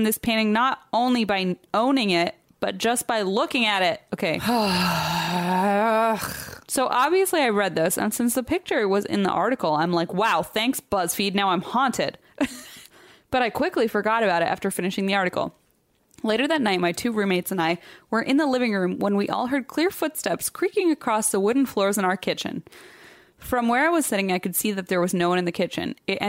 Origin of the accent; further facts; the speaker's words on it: Nashville, Tennessee, United States; Wrong. I'm from Nashville.